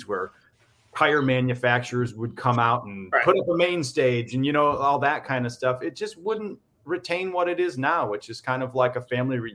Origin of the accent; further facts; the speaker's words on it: Michigan, United States; Nick and I grew up together in Michigan